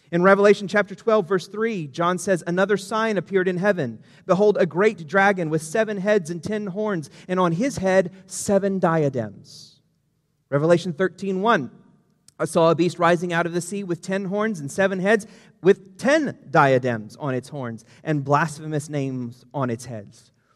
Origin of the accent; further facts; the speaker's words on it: United States; we as an American society